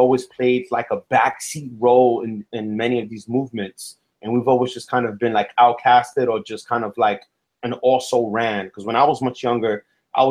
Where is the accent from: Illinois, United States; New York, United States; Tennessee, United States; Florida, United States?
New York, United States; New York City; I grew up in New York City, born and raised. So that was very much part of our language. South Bronx, Southeast Bronx